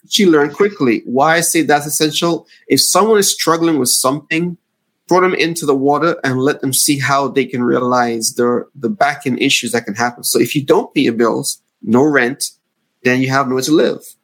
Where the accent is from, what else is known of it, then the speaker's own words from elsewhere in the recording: Antigua & Barbuda; moved away as an adult; now in United States; I'm from the Caribbean oh. island of Antigua. So oh. growing up in the Caribbean